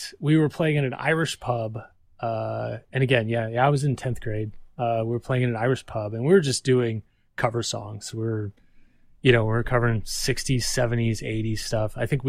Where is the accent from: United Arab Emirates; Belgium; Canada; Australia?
Belgium; Waterloo, Walloon Region; also born or lived in Texas, United States; So I was born in Texas, but I spent like my youth, my formative years growing up in Belgium in Europe.